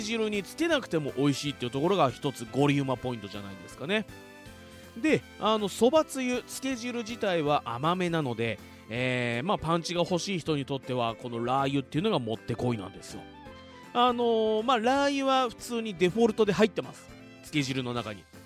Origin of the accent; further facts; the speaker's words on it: Fuji, Shizuoka, Japan; 生まれも育ちも静岡県富士市